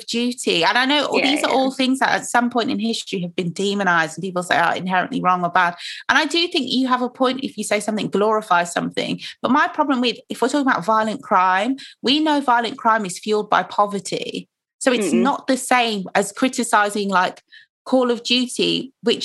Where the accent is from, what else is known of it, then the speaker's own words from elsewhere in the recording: Nigeria; now in United Kingdom; I'm Nigerian